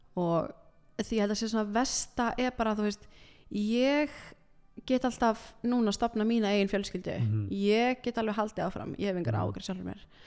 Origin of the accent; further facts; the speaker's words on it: Iceland; also born or lived in Milan, Italy; ég fættist á Ítalju